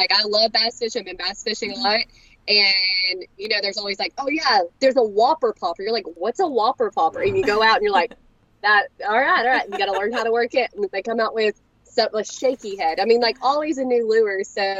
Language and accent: English; Corpus Christi, Texas, United States; born there; now in Longview, United States; I'm more in the Longview, Tyler area.